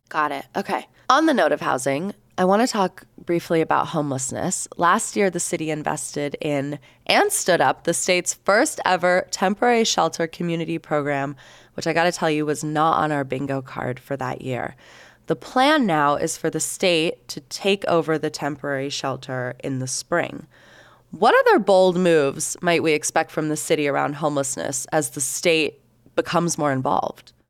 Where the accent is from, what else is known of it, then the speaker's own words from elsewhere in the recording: Salt Lake City, Utah, United States; as Salt Lakers